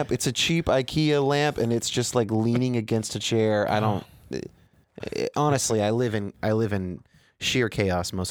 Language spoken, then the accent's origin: English; California, United States; Well, I'm from Northern California